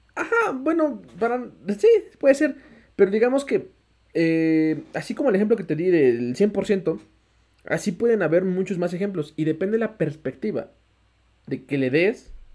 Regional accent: Mexico; todos los mexicanos tenemos ese porcentaje de morirnos siendo mexicanos

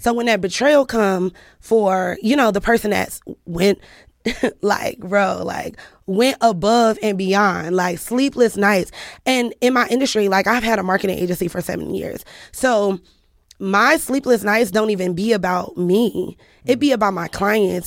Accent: Cleveland, Ohio, United States; I'm from Cleveland

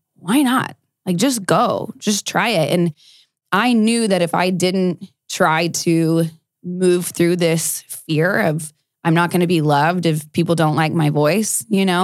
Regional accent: South Texas, United States; I grew up in South Texas

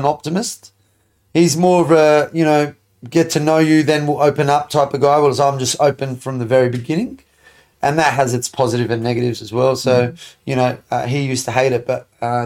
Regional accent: Adelaide, South Australia, Australia; born or raised there; also born or lived in Sydney, Australia / Lebanon (ancestry)

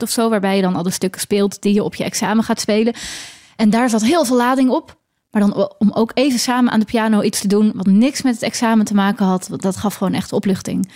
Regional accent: Leiden, South Holland, Netherlands; accent: Leidse R; je kunt me herkennen aan mijn Leidse R

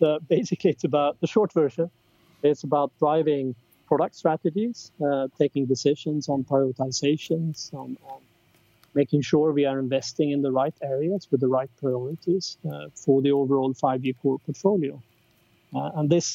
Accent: Karlstad, Värmland, Sweden; moved away as an adult; also born or lived in Gothenburg, Sweden / London, United Kingdom; I grew up in Sweden. I was born and spent my first 20 years in Karlstad, a small city

